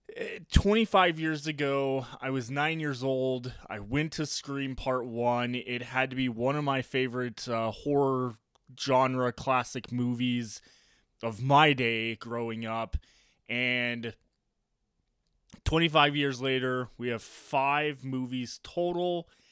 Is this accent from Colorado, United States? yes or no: yes; Colorado Springs, Colorado, United States; I grew up here in Colorado Springs watching the Colorado Springs Sky Sox.